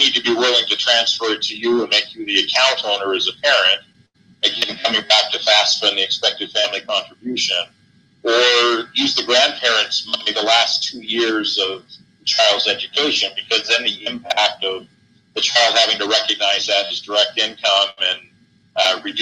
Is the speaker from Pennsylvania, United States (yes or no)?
no; Southern Oregon, United States; now in Utah, United States; I grew up in Oregon, in Southern Oregon.